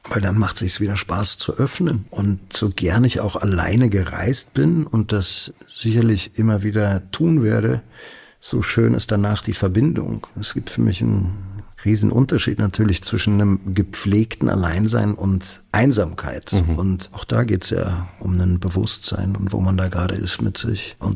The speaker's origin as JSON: {"language": "German", "region": "Berlin", "country": "Germany", "tie": "born there", "said": "Selbst für einen gebürtigen Berliner wie mich dachte ich, Halleluja."}